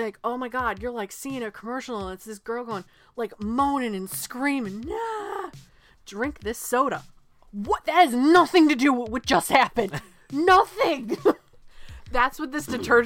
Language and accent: English; New England, United States; We're from New England